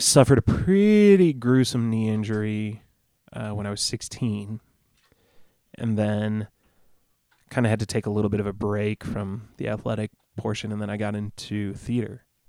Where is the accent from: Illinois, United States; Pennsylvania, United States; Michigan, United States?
Illinois, United States; Rockford; moved away; also born or lived in Pecatonica, Illinois; there's an area called Pecatonica where I spent a lot of time growing up